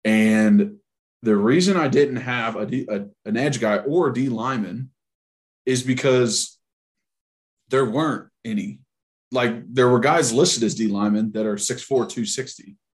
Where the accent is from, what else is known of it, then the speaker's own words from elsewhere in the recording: Tennessee, United States; I think growing up in Tennessee, you're automatically like kind of integrated into being a fan without even really trying to be.